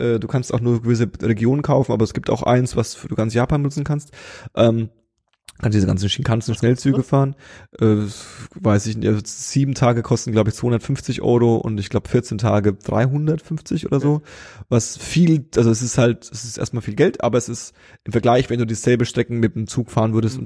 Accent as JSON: {"language": "German", "region": "Berlin", "country": "Germany"}